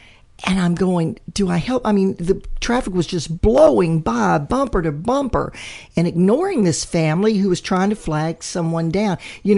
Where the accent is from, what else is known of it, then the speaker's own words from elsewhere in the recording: Mississippi Gulf Coast, United States; moved away; I'm from Mississippi originally, from the Gulf Coast. Not north of the I-10, but south of the I-10.